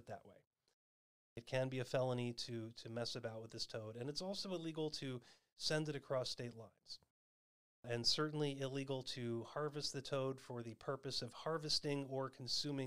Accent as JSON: {"language": "English", "region": "Arizona", "country": "United States", "tie": "born or raised there", "said": "my home state of Arizona"}